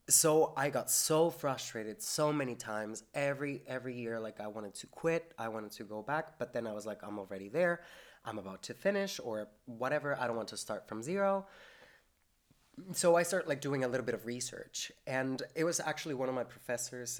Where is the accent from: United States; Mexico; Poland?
Mexico; Metepec, State of Mexico; moved away as an adult; also born or lived in Corner Brook, Canada; now in St. John's, Canada; I am from Metepec. Like, it's a very small town in Mexico